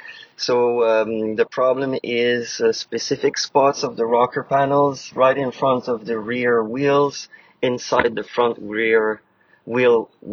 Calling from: Quebec, Canada; I'm calling from Quebec.

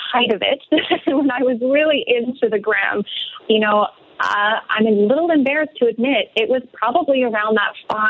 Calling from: Mexico; And right now I'm calling in from Mexico.

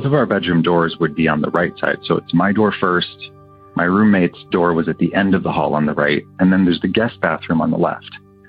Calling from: Pasadena, California, United States; also born or lived in Ann Arbor, Michigan; I'm calling from Pasadena, California. Years ago, when I lived in Michigan, I lived in the university area of Ann Arbor, where University of Michigan is.

